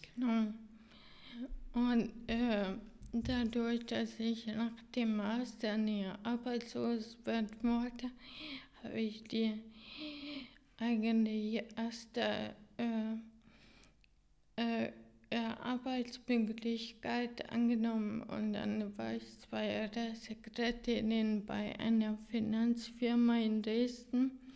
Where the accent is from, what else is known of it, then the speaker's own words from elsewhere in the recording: Hungary; German is a second language; moved away as an adult; in Ungarn äh, in meiner Geburtsland